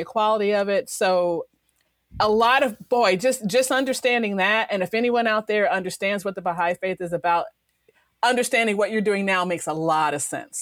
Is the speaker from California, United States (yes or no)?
no; Chicago, Illinois, United States; I'm originally from Chicago